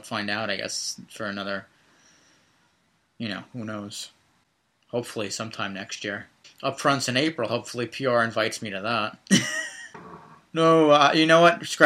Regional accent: New Jersey, United States; I am from Jersey

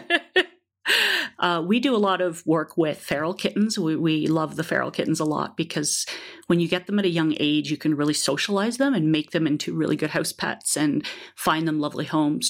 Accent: Toronto, Ontario, Canada; I grew up in Toronto.

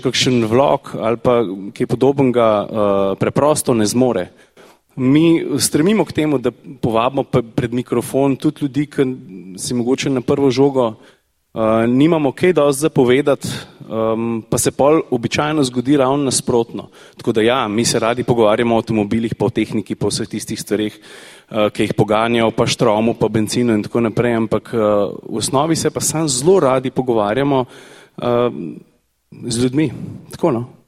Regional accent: Slovenia; Slovenci smo narod tehnične kulture

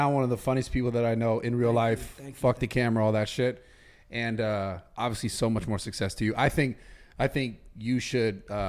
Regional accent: San Francisco, California, United States; I was born in San Francisco and California and like the United States

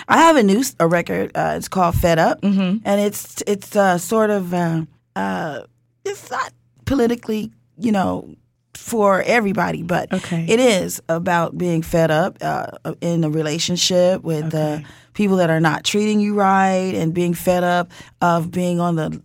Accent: Chicago, Illinois, United States; I'm from Chicago

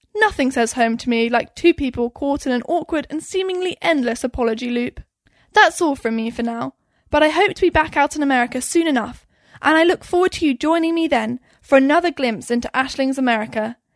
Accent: United Kingdom; now in United States; as a Brit

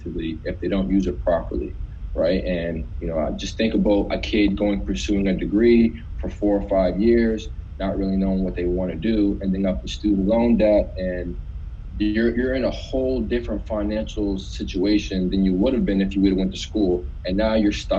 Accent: North Preston, Nova Scotia, Canada; I'm from North Preston, one of Canada's largest Black communities

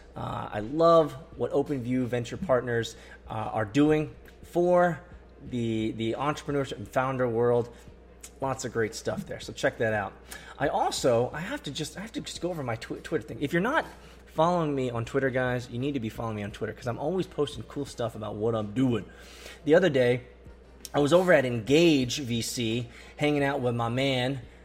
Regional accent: Atlanta, Georgia, United States; Atlanta, my hometown

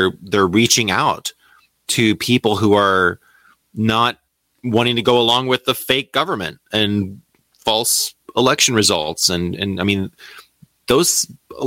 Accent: United States; I don't feel at home in America as an American

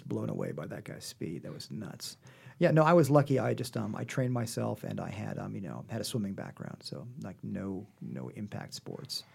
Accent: Manhattan, Kansas, United States; moved away as an adult; now in Los Angeles, United States; I am from a small town in Kansas called Manhattan

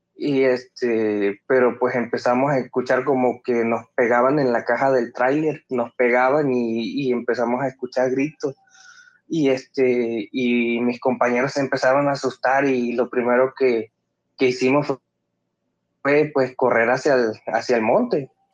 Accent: Acayucan, Veracruz, Mexico; soy de Veracruz

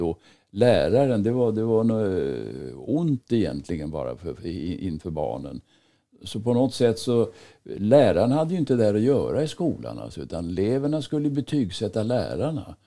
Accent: Stockholm, Stockholm County, Sweden; moved away as an adult; now in Dalarna, Sweden; Stockholm är för mig inte längre någon, någon hemstad där jag är född och uppvuxen

